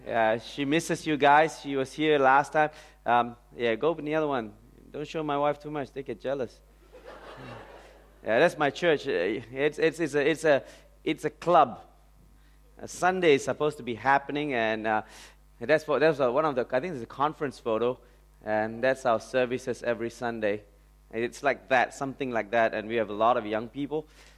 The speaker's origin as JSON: {"language": "English", "country": "India", "said": "Okay, and I'm Indian. I'm truly Indian."}